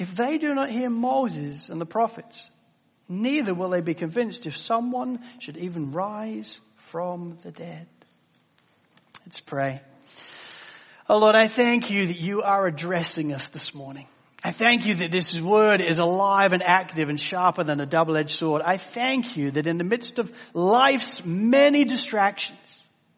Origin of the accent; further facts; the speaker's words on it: England, United Kingdom; As an English guy